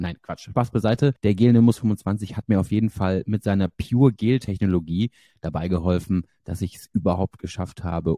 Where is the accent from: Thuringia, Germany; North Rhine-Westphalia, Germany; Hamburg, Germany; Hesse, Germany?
Hamburg, Germany; ich komme ja aus Hamburg